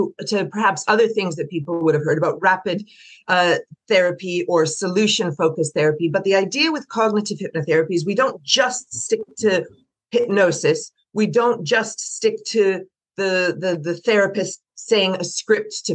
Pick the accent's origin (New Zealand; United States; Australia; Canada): Canada; moved away as an adult; also born or lived in Prague, Czech Republic; now in London, United Kingdom; I'm from Canada originally, and I worked in banks there.